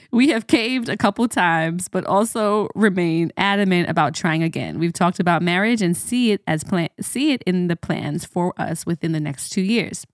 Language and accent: English; Jamaica; as a Jamaican